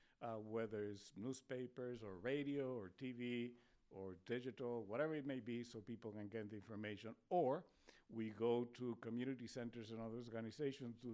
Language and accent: English; Spain; English is a second language; now in Spokane, United States; I was born in Spain, so it's my second language. Technically, it was my fourth language.